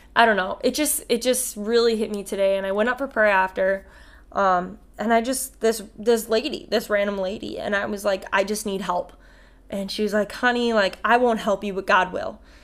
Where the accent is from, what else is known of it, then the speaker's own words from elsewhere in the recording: Ramsey, Minnesota, United States; from Ramsey, Minnesota